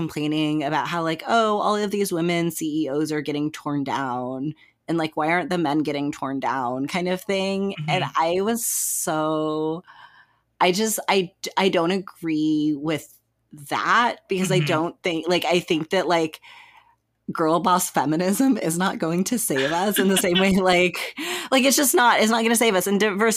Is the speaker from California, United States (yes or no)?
no; Texas, United States; I'm from Texas